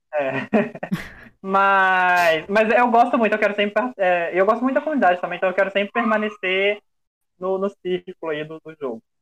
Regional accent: Belo Horizonte, Minas Gerais, Brazil; eu tenho 27 anos, eu sou de BH

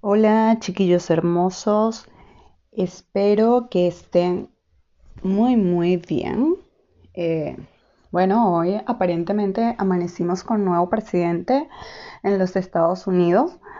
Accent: Venezuela; moved away as an adult; now in Chile; ya saben que soy venezolana, em, y tengo muchas especialidades, psiquiatra, etcétera, etcétera, etcétera, pero aquí en Chile soy una migrante más

